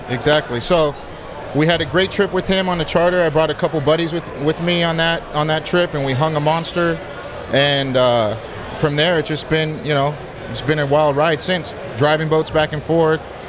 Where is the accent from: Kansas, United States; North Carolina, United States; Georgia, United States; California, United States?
California, United States; Pasadena; also born or lived in Rialto, California; I grew up in Pasadena